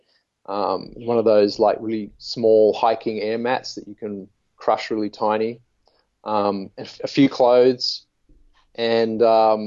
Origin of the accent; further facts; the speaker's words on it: Sydney, New South Wales, Australia; moved away; I went back to Sydney and lived there for a long time